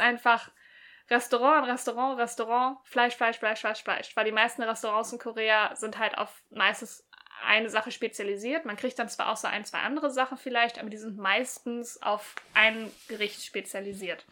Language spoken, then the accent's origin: German; Germany; bei uns in Deutschland